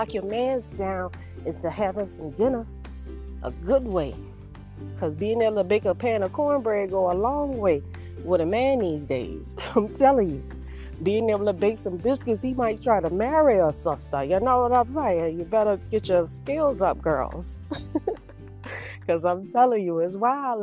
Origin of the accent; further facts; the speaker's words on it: Savannah, Georgia, United States; moved away as an adult; also born or lived in Charlotte, North Carolina; I'm from Savannah, Georgia